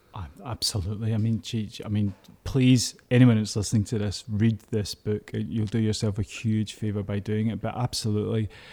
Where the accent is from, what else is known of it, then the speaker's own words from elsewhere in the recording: Glasgow, Scotland, United Kingdom; I was brought up in East End of Glasgow